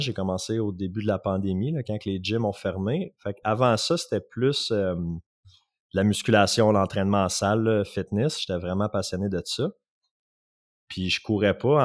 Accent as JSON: {"language": "French", "area": "Outaouais", "region": "Quebec", "country": "Canada", "also_born_or_lived": "Gatineau", "said": "je viens de l'Outaouais"}